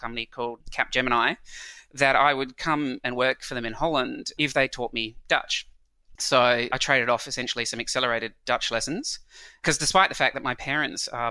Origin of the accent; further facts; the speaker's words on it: Adelaide, South Australia, Australia; moved away as an adult; also born or lived in New Zealand / Europe; I then grew up for the next 20 years in a small town, relatively small town, called Adelaide, which is in South Australia.